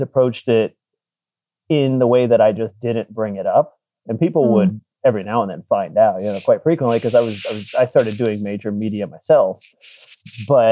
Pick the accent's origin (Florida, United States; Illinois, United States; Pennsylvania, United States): Florida, United States; South; I grew up in South Florida